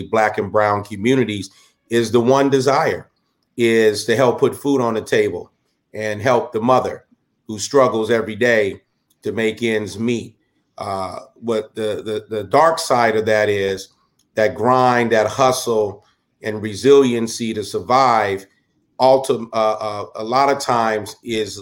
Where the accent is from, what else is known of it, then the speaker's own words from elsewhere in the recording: Southern California, United States; I grew up in Southern California